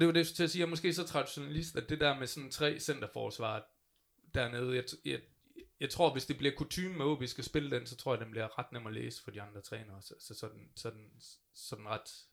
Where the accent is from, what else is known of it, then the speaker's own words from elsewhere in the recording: North Jutland, North Denmark Region, Denmark; also born or lived in Aalborg; jeg er Nordenfjords fra. Jeg er fra Vosko af